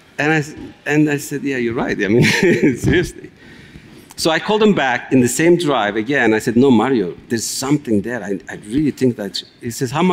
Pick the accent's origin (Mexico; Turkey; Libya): Turkey; moved away as an adult; also born or lived in upstate New York; now in United States; I'm Kurdish, I'm from Turkey.